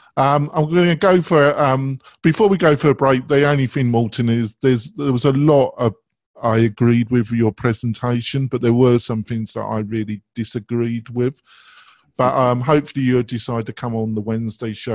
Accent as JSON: {"language": "English", "region": "England", "country": "United Kingdom", "said": "I am English"}